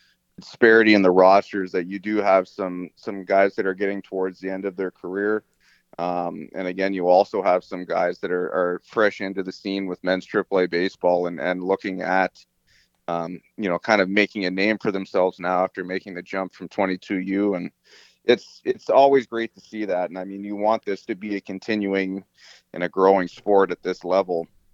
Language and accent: English; Fredericton, New Brunswick, Canada; I grew up in Fredericton